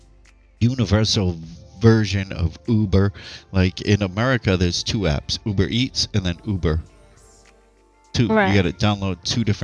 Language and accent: English; United States; now in Philippines; I'm American, I speak English